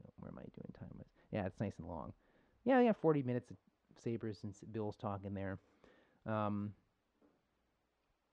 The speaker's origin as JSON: {"language": "English", "town": "Buffalo", "region": "New York", "country": "United States", "said": "I'm from Buffalo"}